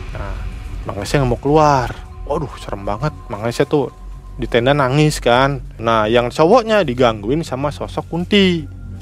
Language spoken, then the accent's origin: Indonesian; Cirebon, West Java, Indonesia; saya sebagai orang Cirebon lagi